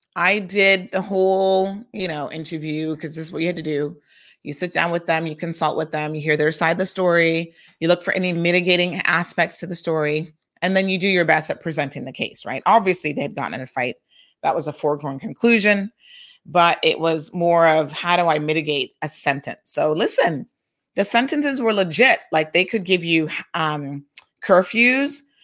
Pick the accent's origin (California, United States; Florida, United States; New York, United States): Florida, United States; Tampa; I grew up in Tampa